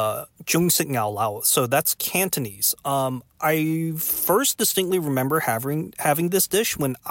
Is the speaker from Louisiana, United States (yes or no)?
no; Houston, Texas, United States; And this was in Chinatown, in Houston, Texas. And as an American-born Chinese, it was kind of the thing that introduced me into Chinese food.